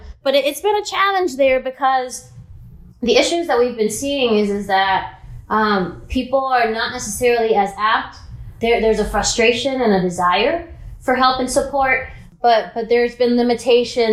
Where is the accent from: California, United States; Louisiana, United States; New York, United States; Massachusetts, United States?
New York, United States; New York City; also born or lived in Dominican Republic; I was raised in Washington Heights, which is a predominantly Dominican community